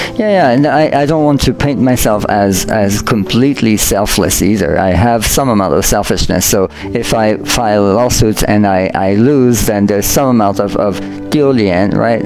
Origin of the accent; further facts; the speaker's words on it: France; moved away; I grew up in France